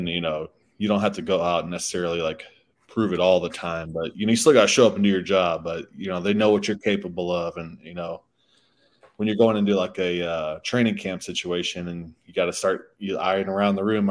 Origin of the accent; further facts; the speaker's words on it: St. Louis, Missouri, United States; I grew up in St. Louis